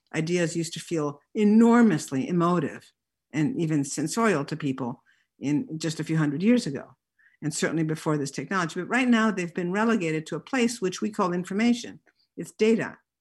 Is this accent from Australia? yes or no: no; Italy; I grew up in Italy